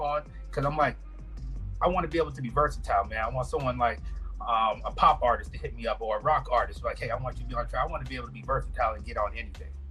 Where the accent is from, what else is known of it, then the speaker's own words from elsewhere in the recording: Orlando, Florida, United States; moved away as an adult; also born or lived in St. Thomas, U.S. Virgin Islands; now in Las Vegas, United States; I moved into the States when I was about six years old, um, to Orlando, Florida